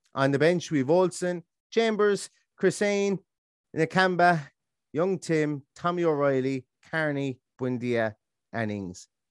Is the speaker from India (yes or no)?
no; Ballingarry, Munster, Ireland; the metro- metropolis of Ballingarry, my hometown in Limerick